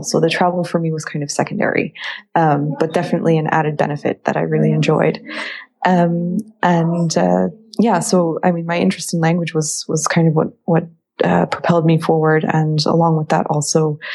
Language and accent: English; Philadelphia, Pennsylvania, United States; moved away; I'm from Philadelphia originally.